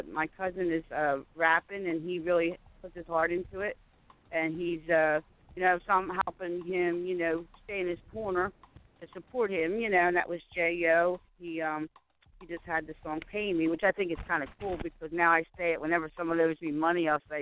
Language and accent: English; Phoenix, Arizona, United States; now in Phoenixville, United States; I I'm from Phoenix. I'm living in Phoenixville now. I'm in Phoenixville, Pennsylvania